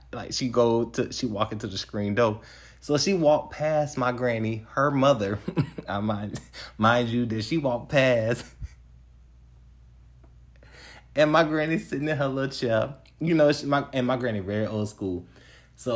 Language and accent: English; Picayune, Mississippi, United States; also born or lived in Atlanta; I'm from this little small town called Picayune, Mississippi